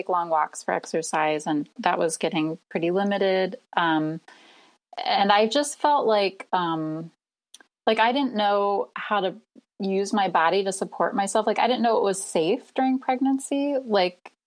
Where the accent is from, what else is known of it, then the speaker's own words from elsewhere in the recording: Nebraska, United States; now in Cleveland, United States; I live in Cleveland, Ohio. I'm originally from Nebraska.